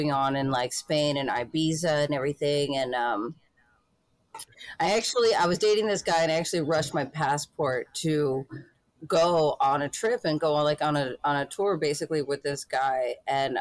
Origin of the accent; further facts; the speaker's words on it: United States; I'm from the United States and I've never been out of the country.